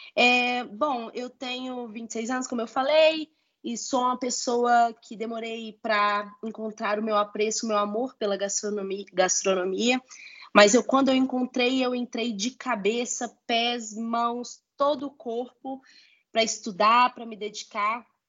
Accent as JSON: {"language": "Portuguese", "town": "Belo Horizonte", "region": "Minas Gerais", "country": "Brazil", "said": "sou mineira de Belo Horizonte, filha de pais baianos, nascidos no sertão da Bahia, em Caetité."}